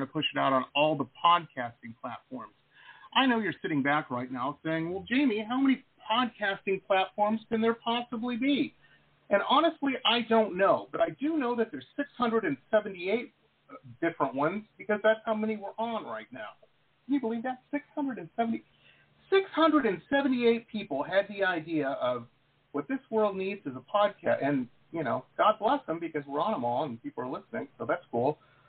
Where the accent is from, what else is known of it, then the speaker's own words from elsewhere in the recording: Detroit, Michigan, United States; Where I grew up in Detroit, that's how the techno scene started.